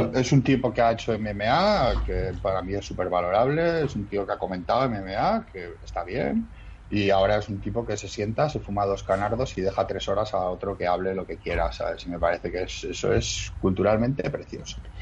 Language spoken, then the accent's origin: Spanish; Madrid, Community of Madrid, Spain; moved away as an adult; also born or lived in Germany / Mexico / Basque Country; now in Catalonia, Spain; yo soy de Madrid